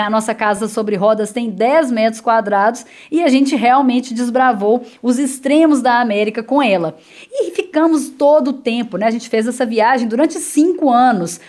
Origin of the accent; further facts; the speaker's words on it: Itaúna, Minas Gerais, Brazil; accent: mineiro; moved away; o sotaque fica, eu sou da roça mesmo, sou de Itaúna, falo porta, puxo o R